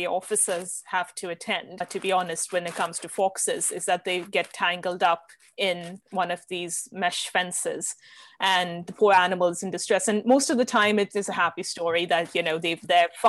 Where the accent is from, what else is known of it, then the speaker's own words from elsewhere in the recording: the Nilgiris, Tamil Nadu, India; now in London, United Kingdom; I grew up in India and in a hill station called the Nilgiris